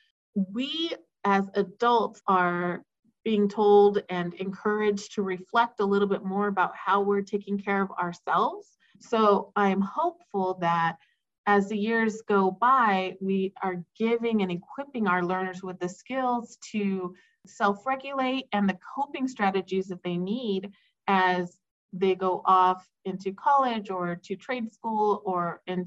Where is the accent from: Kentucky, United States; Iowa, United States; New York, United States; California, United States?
California, United States; Lindsay; I grew up in Lindsay, so I'm a product of Lindsay schools